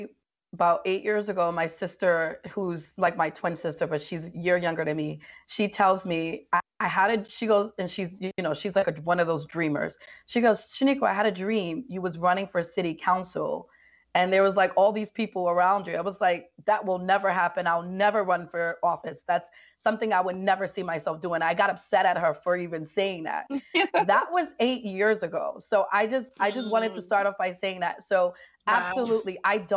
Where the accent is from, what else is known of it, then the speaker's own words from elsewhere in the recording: Bronx, New York, United States; And so growing up in the Bronx and just being a person that's seen violence and have experienced so much in life, living in the Bronx, poverty and fatherlessness and all that stuff